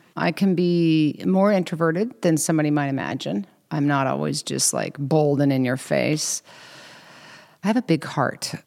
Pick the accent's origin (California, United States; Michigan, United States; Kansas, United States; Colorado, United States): Kansas, United States; I'm from Kansas, so we have a lot of slang words, cattywampus, slaunchwise